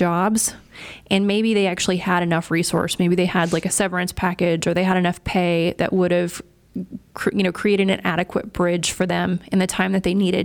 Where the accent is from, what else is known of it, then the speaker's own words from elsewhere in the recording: East Texas, United States; I'm from East Texas